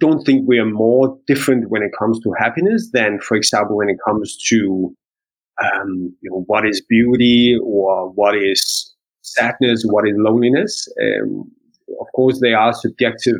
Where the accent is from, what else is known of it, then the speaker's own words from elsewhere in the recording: Denmark; We're Indian and Danish